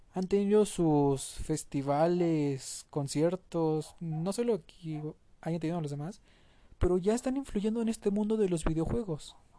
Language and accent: Spanish; Mexico; como mexicano